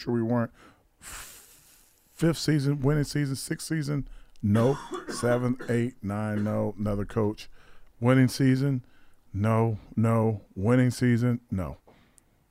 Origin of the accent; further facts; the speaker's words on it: Alabama, United States; moved away; I'm still from Alabama